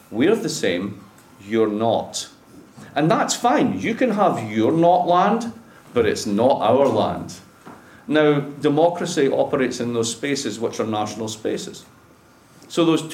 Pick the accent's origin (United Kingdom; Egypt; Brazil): United Kingdom; Dundee, Scotland; moved away as an adult; also born or lived in Boston, United States; now in Providence, United States